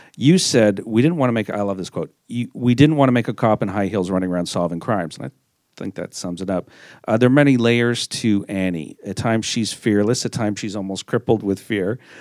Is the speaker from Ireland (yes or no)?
no; Montreal, Quebec, Canada; my hometown